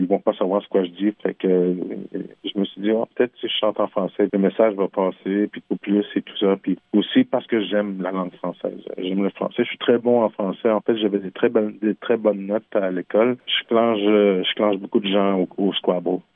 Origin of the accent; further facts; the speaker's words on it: Quebec, Canada; first language French; also born or lived in Montreal; j'ai grandi au Québec dans un petit village qui s'appelle Manceau. J'ai grandi dans un village québécois.